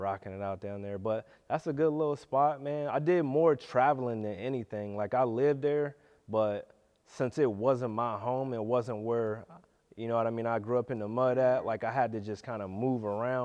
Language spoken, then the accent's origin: English; Youngstown, Ohio, United States; I'm from the hood. I'm from Youngstown.